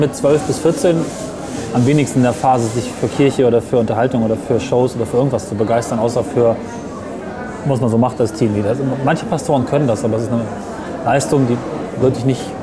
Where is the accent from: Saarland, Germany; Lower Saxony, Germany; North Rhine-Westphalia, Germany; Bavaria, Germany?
Lower Saxony, Germany; near Hameln; ich komme aus der Gegend von Hameln, bei Hameln